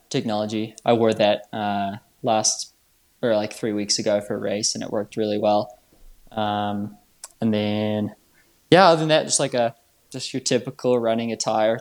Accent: New Zealand; moved away; originally I'm from New Zealand

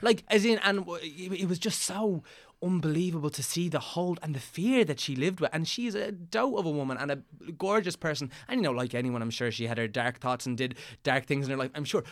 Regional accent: County Meath, Leinster, Ireland; I'm from Des Moines, County Meath

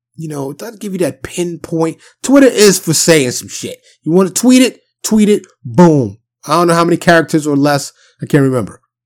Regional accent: New York City, New York, United States; being born and raised in New York City

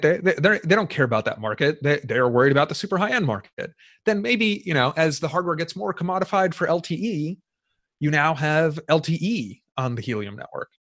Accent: United States; I'm an American. I'm an American citizen

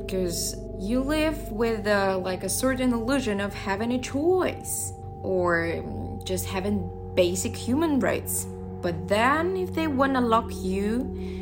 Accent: Russia; moved away as an adult; now in Shanghai, China; I'm from Russia.

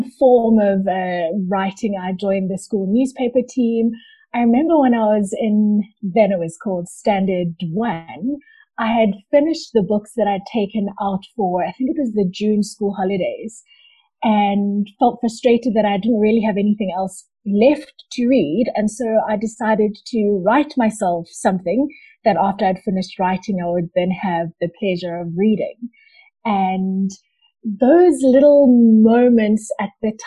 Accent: Durban, KwaZulu-Natal, South Africa; moved away as an adult; now in Johannesburg, South Africa; I currently live in Johannesburg, but I was born in Durban and lived in Durban for the first 21 years of my life.

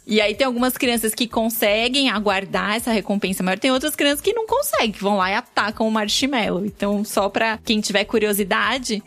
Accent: São Paulo, Brazil; Sou nascida e criada na Penha.

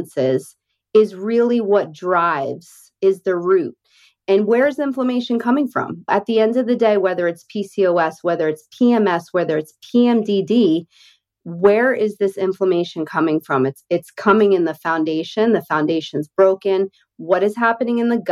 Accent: Northeast, United States; now in Deep South, United States; I grew up in the Northeast

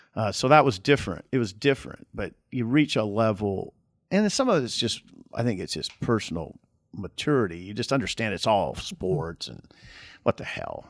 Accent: Columbus, Nebraska, United States; Columbus, I grew up in Columbus

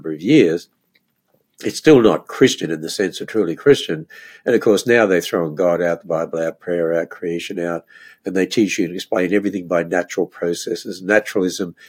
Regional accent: Australia; moved away as an adult; now in United States; when I grew up in Australia

